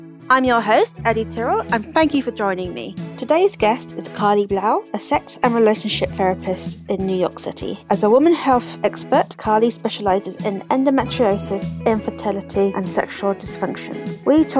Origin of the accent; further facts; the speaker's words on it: United Kingdom; being very British